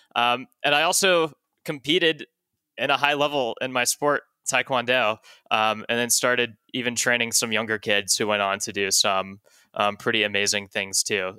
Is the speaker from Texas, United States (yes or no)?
yes; Dallas, Texas, United States; moved away as an adult; I was born and raised in Texas